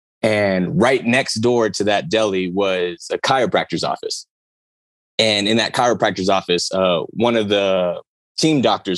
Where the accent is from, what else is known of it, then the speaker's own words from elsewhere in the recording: San Diego, California, United States; now in Oklahoma City, United States; born and raised in San Diego.